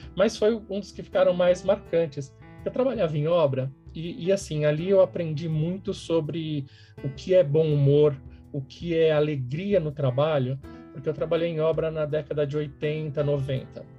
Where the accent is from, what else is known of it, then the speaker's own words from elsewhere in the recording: São Paulo, Brazil; sou de São Paulo, sempre morei em São Paulo